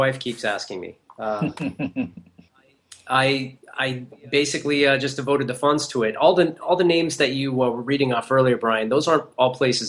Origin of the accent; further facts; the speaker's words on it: Denver, Colorado, United States; I'm from Denver, at least I went to school there, but I hadn't been back in ages.